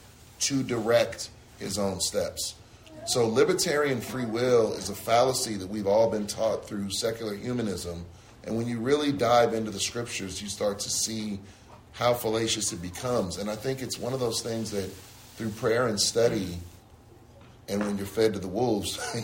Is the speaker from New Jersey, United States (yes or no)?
no; San Francisco, California, United States; I grew up in San Francisco